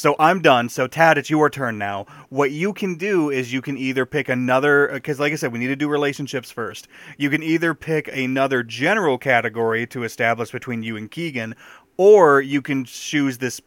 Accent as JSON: {"language": "English", "town": "Owosso", "region": "Michigan", "country": "United States", "tie": "born or raised there", "said": "I grew up in Owosso, and that is much smaller than Midland."}